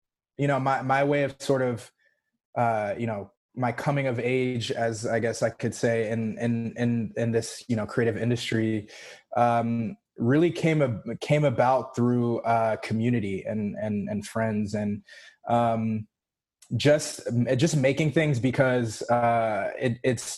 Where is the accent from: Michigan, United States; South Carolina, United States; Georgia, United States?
Georgia, United States; Roswell; also born or lived in Los Angeles, California / New York; now in Atlanta, United States; when I was about 10 or so, we moved, to good old Roswell, Georgia. and I was there, did middle school and high school in Roswell, and then have been like actually ITP ever since.